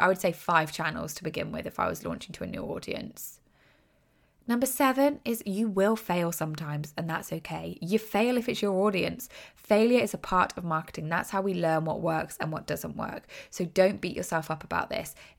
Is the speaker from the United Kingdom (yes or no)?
yes; United Kingdom; accent: British; I'm British, obviously, from my accent.